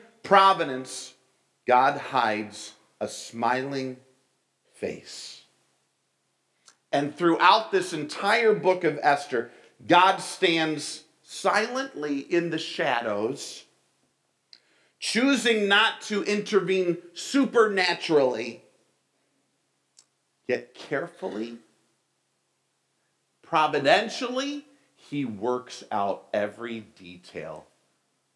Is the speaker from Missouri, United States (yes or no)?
no; New York, United States; moved away as an adult; also born or lived in Springfield, Ohio; I was from New York